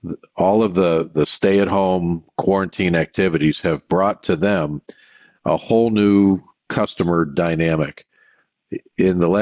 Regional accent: Michigan, United States; moved away; I grew up in Michigan

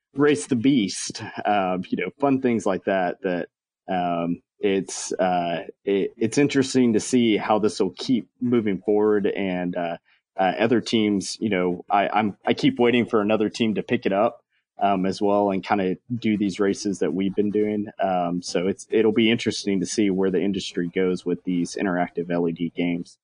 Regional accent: Texas, United States; also born or lived in Maryland; now in Frisco, United States; I'm from Texas

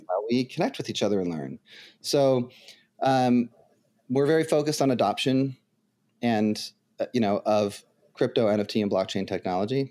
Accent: United States; also born or lived in Ohio; I'm an American

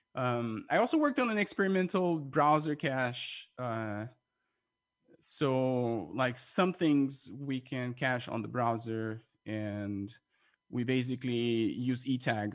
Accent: Brazil; moved away; I'm from Brazil

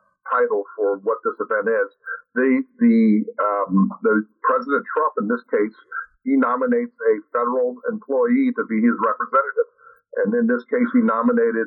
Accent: Miami, Florida, United States; It's my hometown. I'm born and raised here

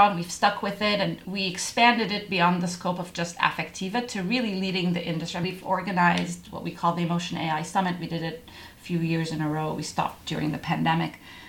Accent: Egypt; also born or lived in Middle East; now in United States; As I'm an immigrant, I grew up in the Middle East, Egyptian originally, and we have a lot of immigrants on our team

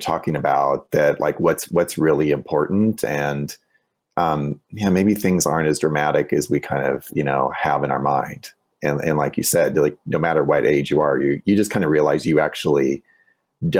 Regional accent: Highland, Illinois, United States; moved away; I grew up in Highland, Illinois

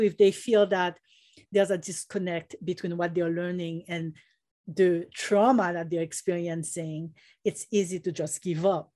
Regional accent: Haiti; now in United States; When I was growing up in Haiti

